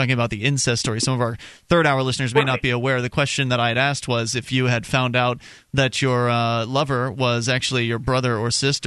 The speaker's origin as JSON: {"language": "English", "town": "Sarasota", "region": "Florida", "country": "United States", "tie": "born or raised there", "moved": "yes", "said": "I was born in Sarasota originally"}